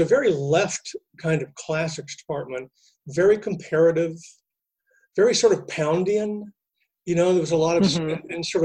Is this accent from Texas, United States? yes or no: yes; Texas, United States; moved away; I'd done a little bit in my tiny Texas high school